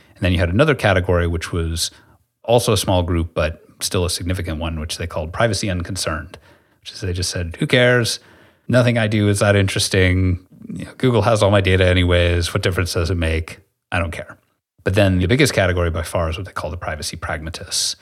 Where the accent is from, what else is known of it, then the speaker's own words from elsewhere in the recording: United States; being this American